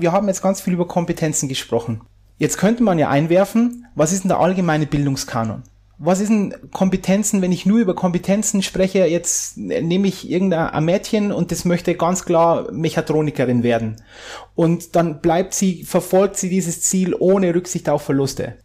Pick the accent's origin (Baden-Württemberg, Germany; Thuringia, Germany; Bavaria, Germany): Bavaria, Germany; near Landshut; wo ich herkomme, aus der Nähe von, von, von Landshut